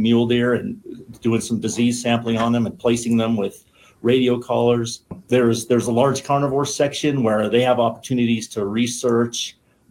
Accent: Wyoming, United States; I grew up in Wyoming and born and raised here.

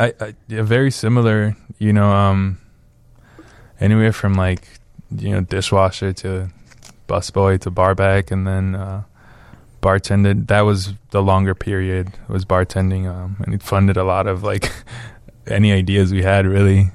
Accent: Benque Viejo del Carmen, Cayo District, Belize; now in Chicago, United States; I grew up in Belize

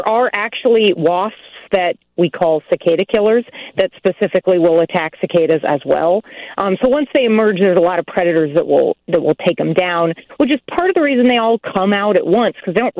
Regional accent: Nebraska, United States; now in Illinois, United States; I grew up in Nebraska, and we don't have periodical cicadas there

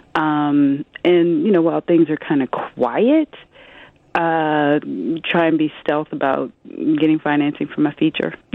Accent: Omaha, Nebraska, United States; now in New York, United States; I'm a Midwesterner too, because uh, mm-hmm. I, I come from Omaha, Nebraska

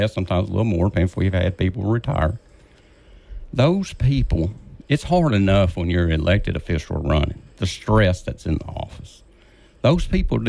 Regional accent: Vivian, Louisiana, United States; I'm from Vivian, Louisiana. I've been in Vivian since 2017.

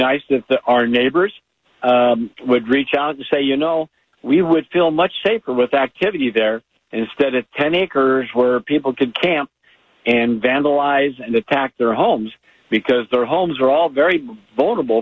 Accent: Oregon, United States; all of us Oregonians

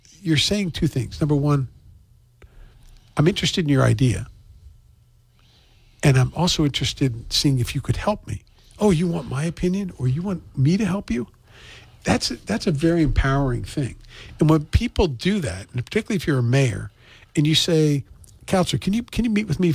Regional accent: Maryland, United States; now in New Bedford, United States; I was somebody who was new here. I was from Maryland

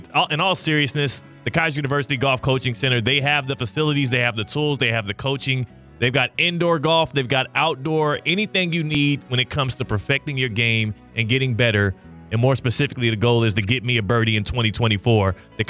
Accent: the South, United States; Yeah. I'm from the South.

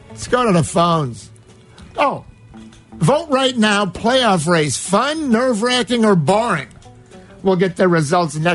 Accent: Cicero, Illinois, United States; I grew up in Cicero. There's not too much I believe in unless I see it.

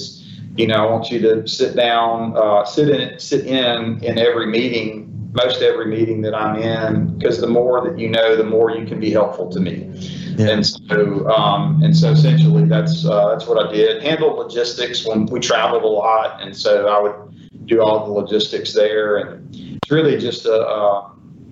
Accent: Prentiss, Mississippi, United States; now in Ocean Springs, United States; I grew up in Prentice, Mississippi

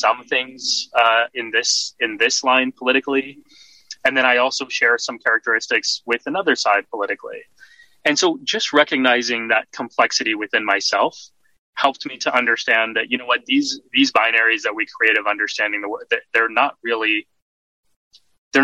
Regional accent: Texas, United States; moved away as an adult; now in New York, United States; I was socialized here in the States, born and raised in Texas

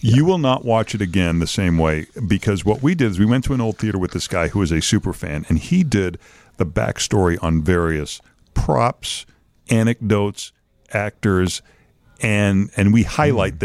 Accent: Lynn, Massachusetts, United States; now in Chicago, United States; My hometown of Lynn

